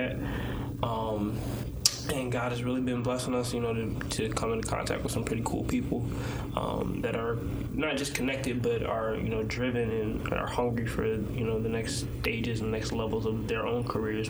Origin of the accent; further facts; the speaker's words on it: Norfolk, Virginia, United States; I'm from Norfolk/Chesapeake, Virginia.